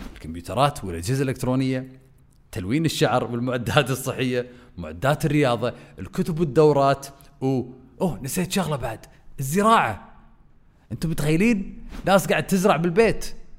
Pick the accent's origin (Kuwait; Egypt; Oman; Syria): Kuwait; احنا عندنا بالكويت